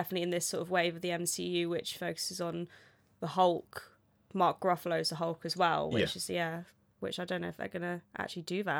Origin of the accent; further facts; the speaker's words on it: North West England, United Kingdom; accent: Liverpudlian; my Liverpudlian accent will go into like a Welsh accent sometimes